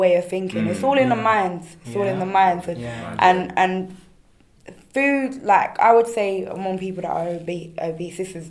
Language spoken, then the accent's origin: English; London, United Kingdom; I'm from South London, grew up in South London. Mm-hmm. I'm of mixed heritage.